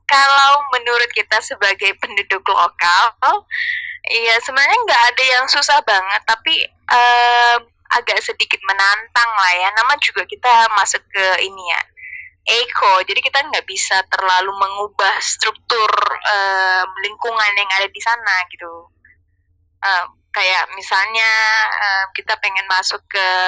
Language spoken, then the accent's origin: Indonesian; Balikpapan, East Kalimantan, Indonesia; pertama kali aku masuk kuliah terus aku memperkenalkan diri kalau aku dari kota Balikpapan like they don't know di mana itu Balikpapan